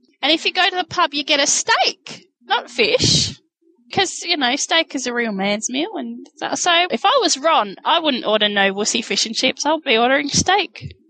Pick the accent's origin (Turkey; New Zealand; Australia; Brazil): New Zealand; accent: New Zealand; that's my New Zealand accent.